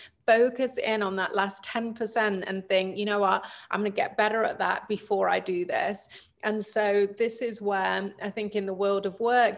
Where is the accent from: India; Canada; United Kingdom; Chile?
United Kingdom; England; moved away as an adult; now in United States; I grew up in England. I moved to the States when I was 23. So yeah, my whole life I spent in the UK